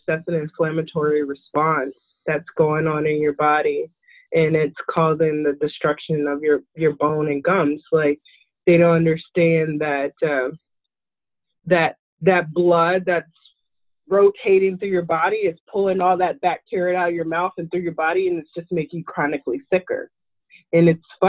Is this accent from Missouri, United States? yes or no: yes; St. Louis, Missouri, United States; We're from St. Louis